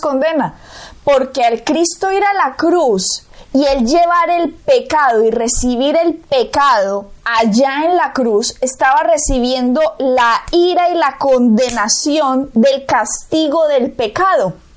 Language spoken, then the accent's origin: Spanish; Colombia; Yo nací en Colombia.